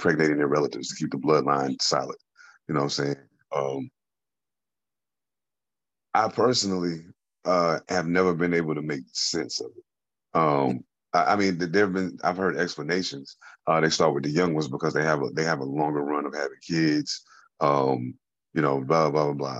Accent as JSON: {"language": "English", "country": "United States", "tie": "born or raised there", "said": "I was born and raised in America"}